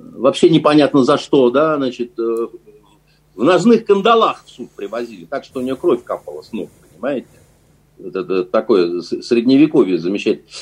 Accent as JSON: {"language": "Russian", "country": "Russia", "said": "мы из России"}